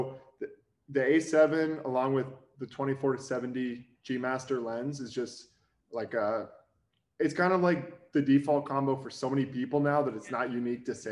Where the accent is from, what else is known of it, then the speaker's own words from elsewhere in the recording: Dallas, Texas, United States; also born or lived in College Station, Texas; I'm originally from Dallas, and then by chance ended up back here for work